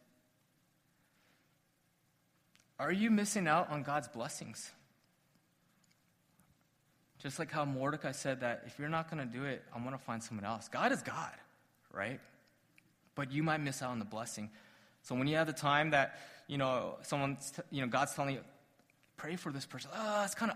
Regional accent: Arcadia, California, United States; little kids growing up in Arcadia, Apaches

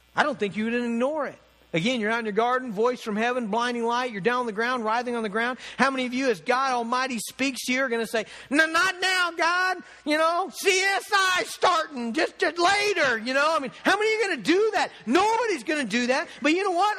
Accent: United States; being an American Christian

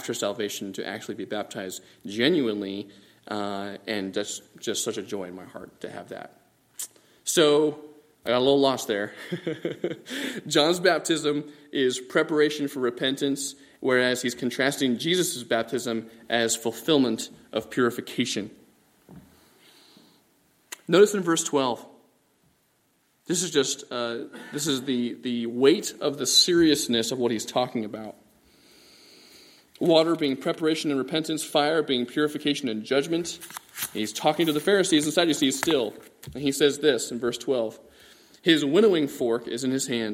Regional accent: Bangladesh; moved away; also born or lived in California; Growing up in Bangladesh, over by India

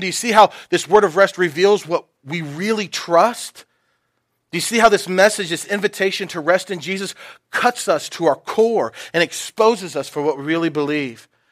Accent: Knoxville, Tennessee, United States; I grew up in Knoxville

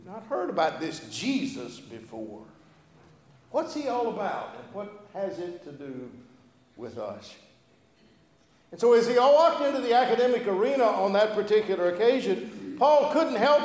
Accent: Gulf of Mexico, Gulf Coast, United States; also born or lived in Louisiana; now in Statesboro, United States; I grew up on Gulf of Mexico

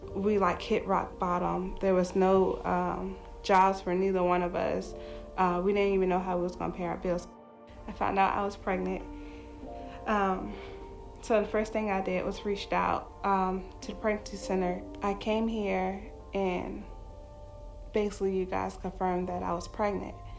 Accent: Charlottesville, Virginia, United States; moved away as an adult; also born or lived in Newport News, Virginia; I'm from Newport News, Virginia, but I grew up in Charlottesville, Virginia.

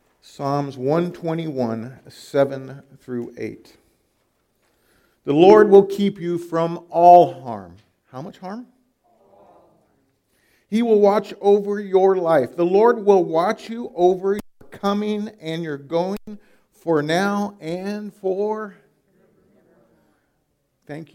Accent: California, United States; moved away as an adult; now in Iowa, United States; I'm from California

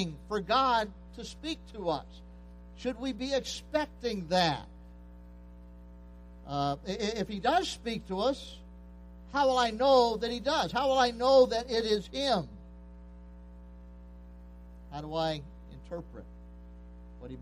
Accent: Pennsylvania, United States; moved away; I was raised in Pennsylvania.

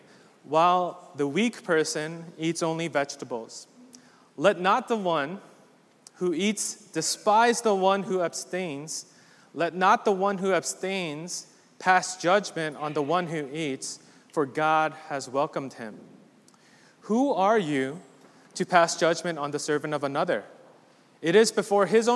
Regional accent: East Coast, United States; also born or lived in Midwest; I'm very much East Coast

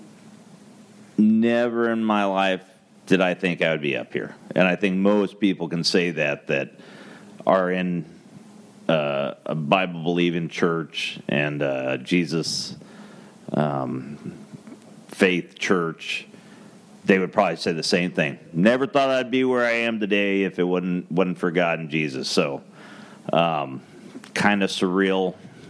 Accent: Phoenix, Arizona, United States; moved away; We're originally from Phoenix, Arizona. Both of us were actually born and raised there as natives in the desert

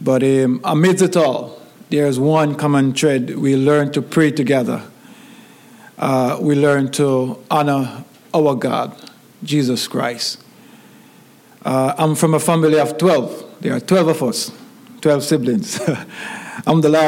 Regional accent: Jamaica; moved away; growing up in Jamaica as a little boy.

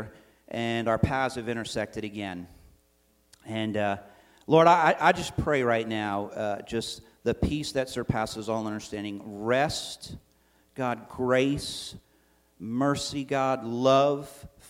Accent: Coventry, Rhode Island, United States; also born or lived in Providence, Rhode Island; I grew up in Coventry, Rhode Island, was born in Providence, grew up in Coventry

